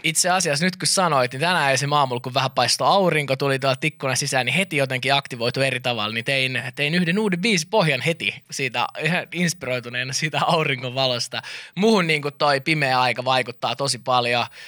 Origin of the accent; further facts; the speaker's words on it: Finland; mä oon Suomesta.